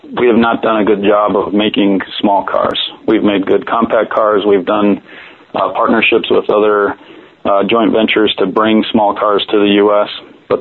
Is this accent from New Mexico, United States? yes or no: yes; New Mexico, United States; moved away as an adult; also born or lived in Detroit, Michigan; from the time I was a little kid, growing up in New Mexico